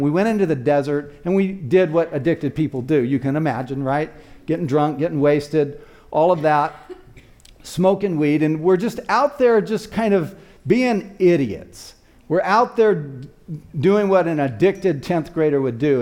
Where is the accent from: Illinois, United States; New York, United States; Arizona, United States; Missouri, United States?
Arizona, United States; Tucson; also born or lived in Flagstaff, Arizona; my hometown, which was in Tucson, Arizona